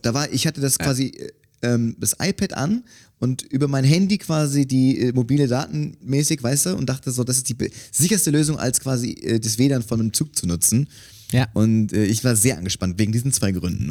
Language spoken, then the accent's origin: German; Cologne, North Rhine-Westphalia, Germany; Ich bin in Köln aufgewachsen